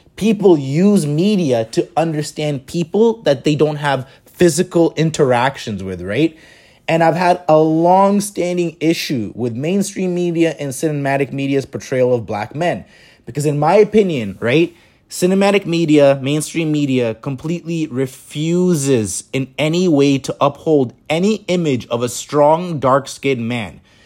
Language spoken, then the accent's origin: English; Toronto, Ontario, Canada; growing up in Toronto